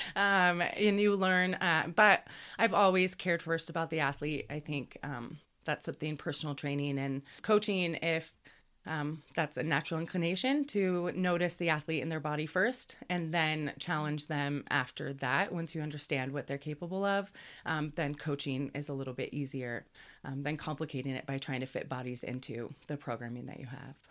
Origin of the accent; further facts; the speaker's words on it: Cle Elum, Washington, United States; moved away as an adult; now in Colorado, United States; at Cleellum on the Northwest is where I started growing up in Washington